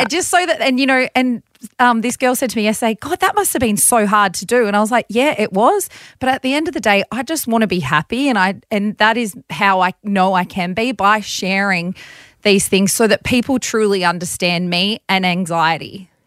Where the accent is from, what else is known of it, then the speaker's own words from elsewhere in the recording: Bathurst, New South Wales, Australia; growing up in Bathurst, my parents both had their own businesses